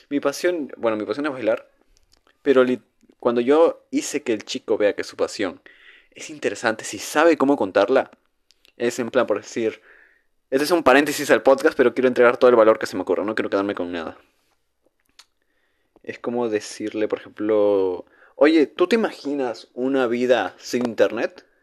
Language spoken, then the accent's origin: Spanish; northern Mexico, Mexico; Hablo como mexicano norteño.